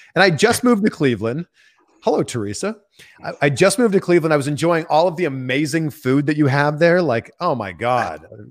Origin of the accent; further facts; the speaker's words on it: Pickering, Ontario, Canada; just outside of Toronto, my hometown is called Pickering, Ontario.